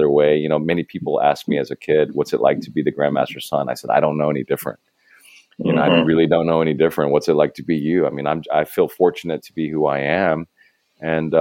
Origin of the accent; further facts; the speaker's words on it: Arkansas, United States; as a child, growing up in Arkansas